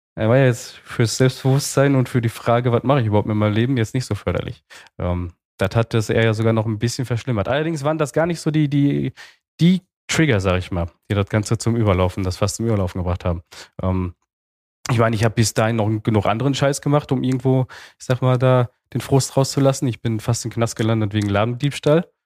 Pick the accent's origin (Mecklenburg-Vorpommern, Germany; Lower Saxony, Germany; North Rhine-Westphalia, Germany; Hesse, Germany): North Rhine-Westphalia, Germany; Altena; born or raised there; also born or lived in Romania